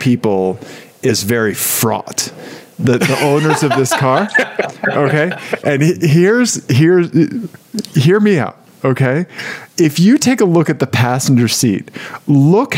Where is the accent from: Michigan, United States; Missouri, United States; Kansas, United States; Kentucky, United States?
Missouri, United States; I'm from Missouri